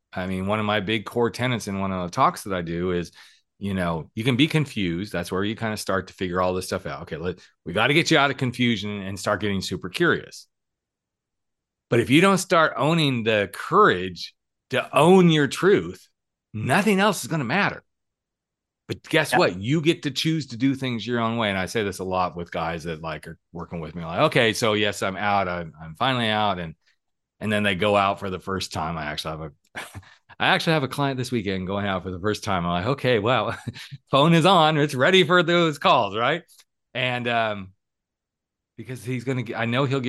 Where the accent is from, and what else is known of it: Texas, Oklahoma, United States; born or raised there; moved away